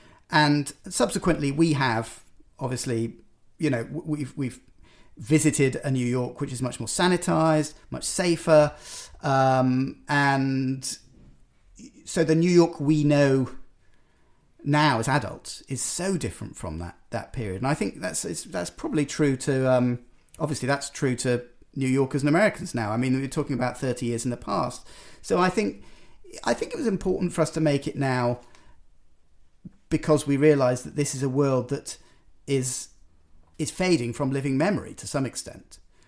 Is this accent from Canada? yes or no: no; United Kingdom; I'm a Brit